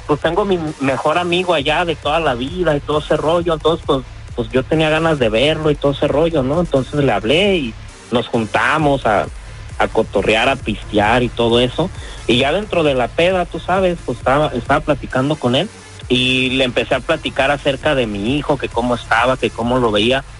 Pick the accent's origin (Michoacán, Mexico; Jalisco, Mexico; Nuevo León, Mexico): Michoacán, Mexico; Pajacuaran; now in United States; yo soy de Michoacán, un pueblo que se llama Pajacuará